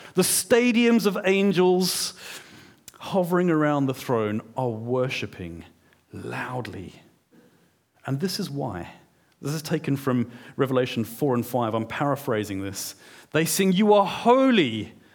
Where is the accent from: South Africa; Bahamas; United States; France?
South Africa; moved away; I'm a South African